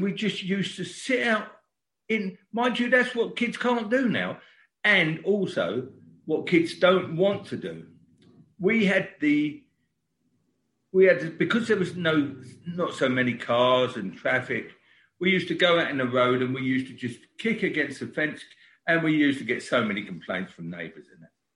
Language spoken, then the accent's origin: English; London, United Kingdom; born in Brixton. Our family sort of grew up in Brixton, and I lived in a little cul-de-sac at number three St Lawrence Road